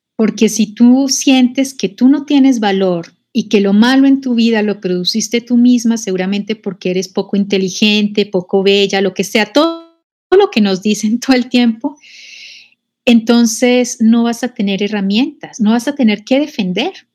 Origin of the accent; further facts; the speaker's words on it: Colombia; moved away as an adult; now in Mexico; yo nací en Colombia, pero también he renacido en México. Bueno, en Colombia empecé a militar en el feminismo siendo muy joven